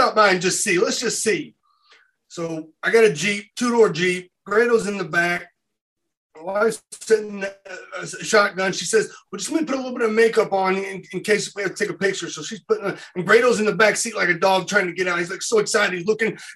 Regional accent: Louisville, Kentucky, United States; I was from the Louisville, Kentucky area.

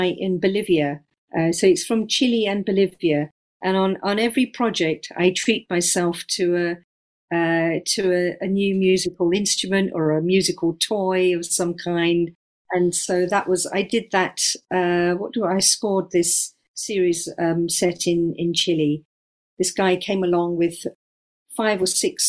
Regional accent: London, United Kingdom; I was born and brought up in London, in Southwest London.

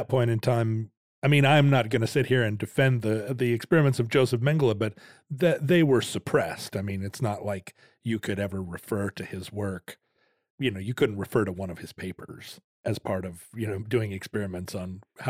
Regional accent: Wales, United Kingdom; As a Welshman, you know, we were also treated poorly.

